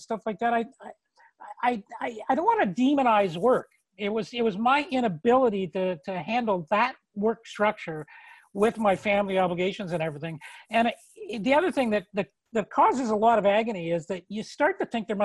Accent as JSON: {"language": "English", "town": "Toronto", "region": "Ontario", "country": "Canada", "tie": "born or raised there", "moved": "as an adult", "lives_now": "Nova Scotia, Canada", "said": "I'd been born and raised in Toronto"}